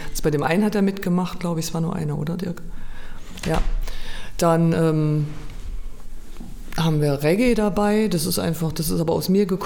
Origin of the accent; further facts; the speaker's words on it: Mannheim, Baden-Württemberg, Germany; now in Weimar, Germany; früher kam mir Mannheim gar nicht so groß vor, aber seitdem ich Weimar ähm, schon lang, lange meine Heimat jetzt nenne und zurückkomme, denke ich mal so, fuck, wie riesig ist diese Stadt